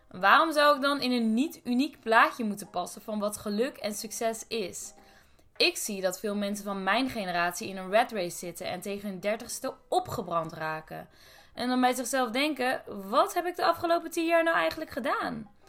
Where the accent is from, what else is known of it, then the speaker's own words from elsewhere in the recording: Deventer, Overijssel, Netherlands; born there; also born or lived in Brussels / Istanbul; now in Amsterdam, Netherlands; Turkse ouders, geboren in Deventer, in Brussel gewoond, in Istanbul gewoond en momenteel woon ik in Amsterdam als masterstudent.